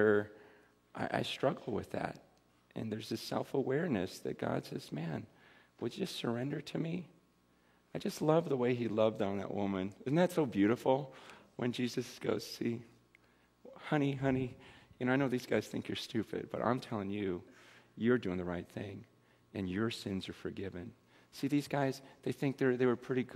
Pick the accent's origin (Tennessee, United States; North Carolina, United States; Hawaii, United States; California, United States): California, United States; Simi Valley; I'm from Simi Valley, and I'm a lot older.